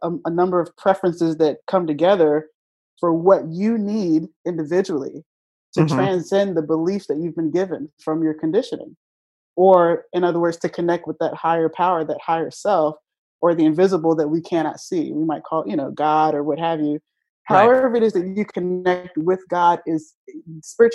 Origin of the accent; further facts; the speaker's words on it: Virginia, United States; moved away as an adult; now in Philadelphia, United States; I was from Virginia